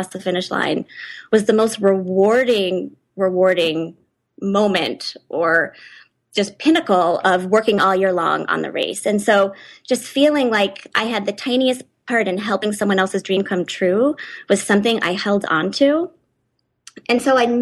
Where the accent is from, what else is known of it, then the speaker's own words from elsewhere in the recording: San Diego, California, United States; moved away as an adult; also born or lived in Chicago; now in Boulder, United States; I grew up in San Diego